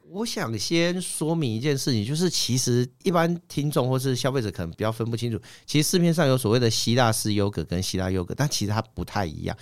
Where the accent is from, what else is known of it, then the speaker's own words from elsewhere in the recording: Kaohsiung, Taiwan; moved away; also born or lived in Taipei; 小时候是在高雄长大